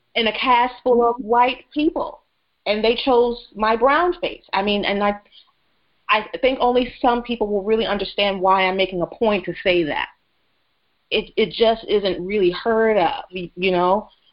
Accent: the South, United States; I grew up in the South

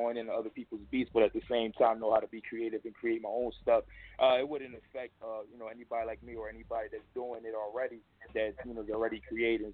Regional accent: Philadelphia, Pennsylvania, United States; I'm from Erie Ave

